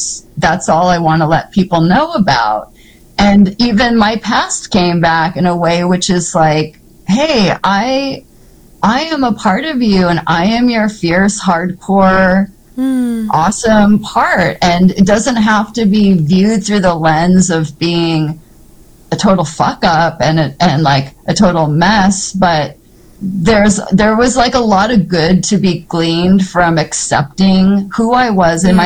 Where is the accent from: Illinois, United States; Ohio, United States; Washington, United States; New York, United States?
Washington, United States; Seattle; growing up in Seattle, living on Capitol Hill